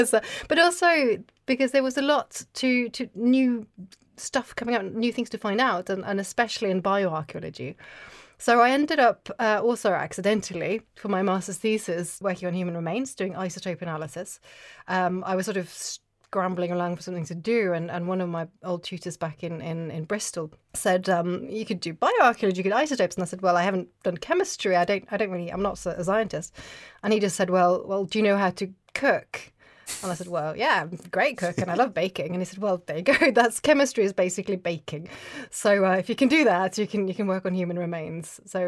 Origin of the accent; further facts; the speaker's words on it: Oslo, Norway; English is a second language; I grew up in Norway, in Oslo, and there was no archaeology on TV.